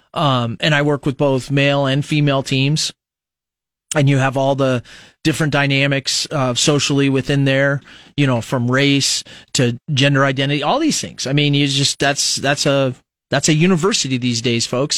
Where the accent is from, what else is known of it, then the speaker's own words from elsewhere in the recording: United States; I just identify as American